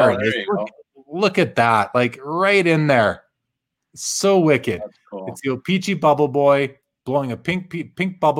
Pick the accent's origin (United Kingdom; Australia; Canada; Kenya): Canada; Winnipeg, Manitoba; moved away; I'm from Winnipeg originally, and I grew up with this gentleman, Dave Kaplan. We kind of went to the same schools growing up